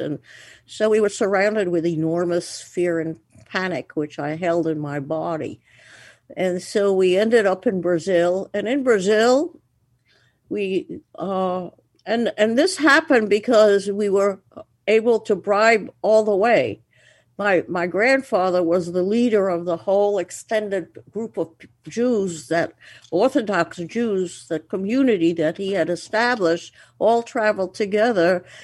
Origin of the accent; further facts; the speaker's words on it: Antwerp, Flanders, Belgium; moved away; I was born in Antwerp, Belgium